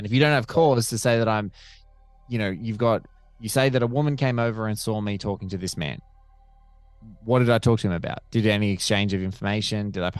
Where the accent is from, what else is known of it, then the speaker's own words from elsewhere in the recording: Chicago, Illinois, United States; But speaking as a Chicagoan, you guys are, you know, so big in your community of improv.